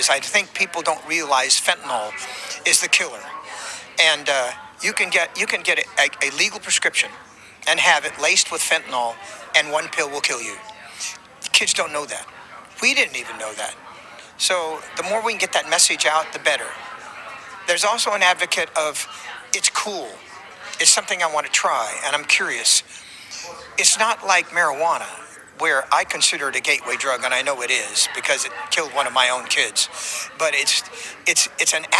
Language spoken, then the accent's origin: English; California, United States; also born or lived in Nevada; now in Nashville, United States; I'm originally from California, and I'm a farmer. raised on a sharecropper's farm there, spent 20 years in Nevada, and then moved on to Nashville, Tennessee